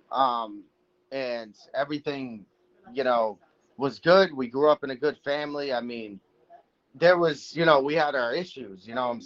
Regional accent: Manchester, New Hampshire, United States; also born or lived in Massachusetts; Um originally I'm from um, Manchester, New Hampshire. That's where I was born. Then I moved to Massachusetts. So I've lived in Massachusetts area for a good part of my life.

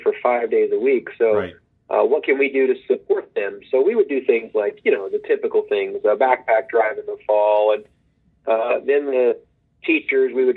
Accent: Oklahoma, United States; also born or lived in Texas; I grew up in Oklahoma. I grew up in the northeast part of Oklahoma in Green Country.

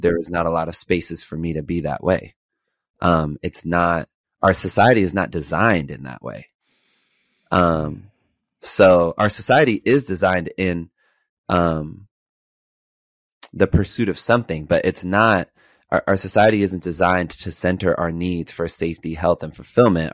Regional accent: Los Angeles, California, United States; I grew up in Los Angeles during, uh, the time of zero tolerance

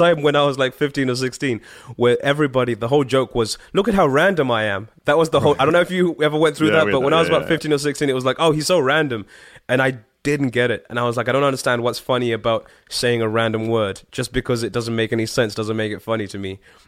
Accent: Harare, Zimbabwe; I was born in in a place called Harare, or Harare is how they'd pronounce it, more like. which is the capital, but I lived just off the capital of Zimbabwe.

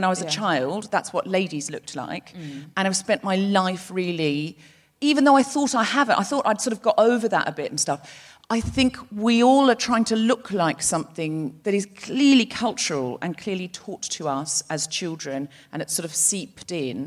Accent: Australia; now in United Kingdom; I'm from Australia

